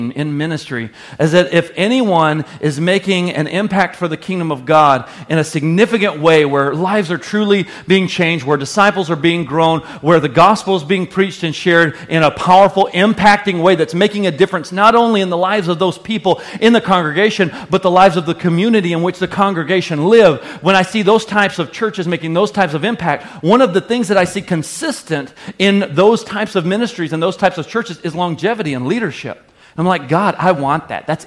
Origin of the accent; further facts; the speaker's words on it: the South, United States; moved away as an adult; now in Sheboygan, United States; the culture I was raised in the South